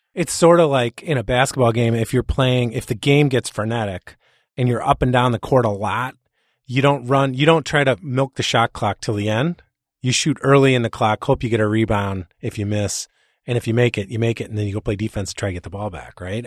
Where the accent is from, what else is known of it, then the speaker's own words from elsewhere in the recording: Chicago, Illinois, United States; I'm from Chicago, so I don't speak English